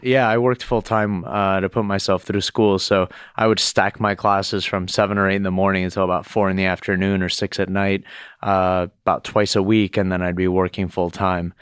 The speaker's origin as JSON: {"language": "English", "town": "Miami", "region": "Florida", "country": "United States", "tie": "born or raised there", "also_born_or_lived": "Boston", "moved": "yes", "lives_now": "New York, United States", "said": "growing up in Miami"}